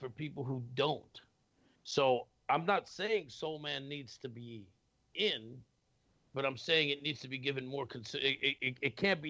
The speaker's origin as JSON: {"language": "English", "region": "New York", "country": "United States", "said": "I'm from New York."}